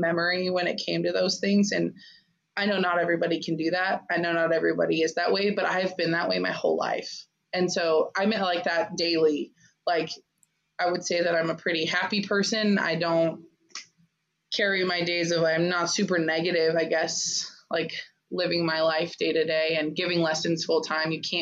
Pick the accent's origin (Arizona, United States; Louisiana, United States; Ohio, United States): Arizona, United States; I'm from Arizona, so I grew up watching U of A and UCLA and all that kind of stuff.